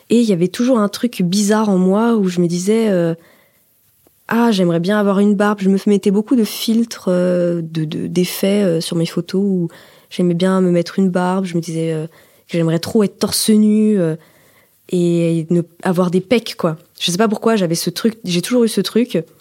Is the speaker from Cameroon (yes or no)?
no; Auvergne-Rhône-Alpes, France; Je viens de Haute-Savoie, donc c'est un département euh, assez montagnard, campagnard.